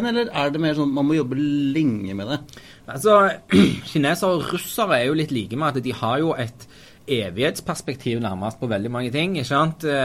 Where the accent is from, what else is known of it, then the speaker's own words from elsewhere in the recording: Taiwan; born there; Ja, jeg er født i republikken Kina. Jeg er født på Taiwan.